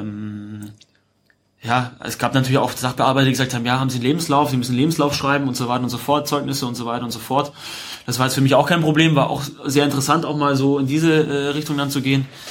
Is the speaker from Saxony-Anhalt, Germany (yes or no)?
no; Unterhaching, Bavaria, Germany; moved away as an adult; also born or lived in Munich / Bochum / Hamburg; Ich habe dort noch meine Wurzeln, ich bin dort aufgewachsen, ich bin mit dem Verein auch aufgewachsen